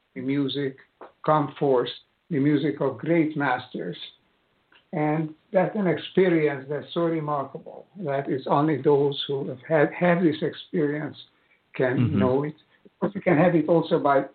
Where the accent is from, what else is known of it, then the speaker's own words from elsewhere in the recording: Budapest, Hungary; moved away; also born or lived in United States; as a child concert pianist, a child prodigy, in the city of Budapest, where I was born in Hungary.